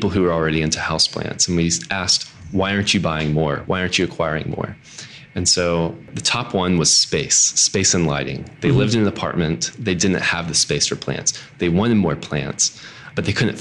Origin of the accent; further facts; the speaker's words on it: Mississippi, United States; moved away as an adult; also born or lived in Alabama; now in Annapolis, United States; I'm from Mississippi.